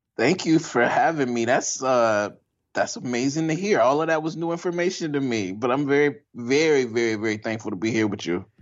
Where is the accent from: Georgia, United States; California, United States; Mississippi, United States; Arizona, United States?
Mississippi, United States; Jackson; moved away as an adult; also born or lived in Oberlin, Ohio / Poughkeepsie, New York; I'm from Jackson, Mississippi